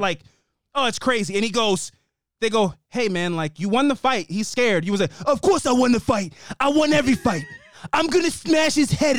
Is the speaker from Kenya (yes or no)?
no; Canada; accent: Massachusetts; now in Massachusetts, United States; So I have a Massachusetts accent, even though I'm Canadian.